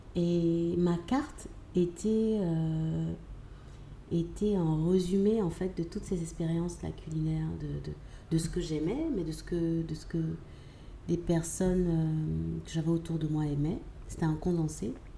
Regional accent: Abidjan, Côte d’Ivoire; also born or lived in Lyon; Abidjan, j'ai grandi à Abidjan et j'ai fait la, grande partie de mon cursus scolaire ici

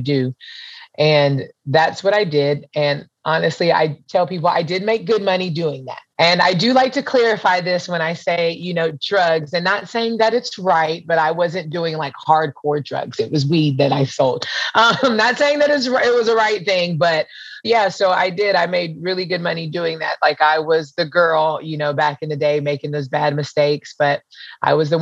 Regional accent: Pensacola, Florida, United States; also born or lived in Hawaii / North Carolina; I'm from Pensacola, Florida. I pretty much grew up between here and Hawaii

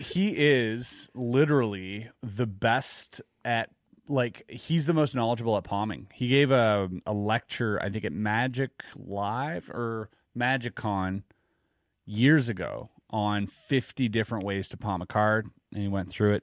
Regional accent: Quebec, Canada; growing up in Quebec

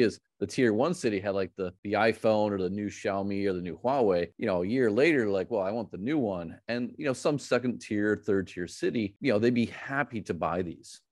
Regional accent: Missouri, United States; in Missouri, in my home state

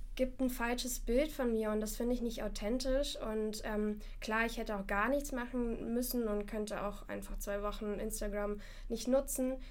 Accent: Moscow, Russia; moved away; ich komme selber nicht aus Deutschland, ich komme aus Moskau.

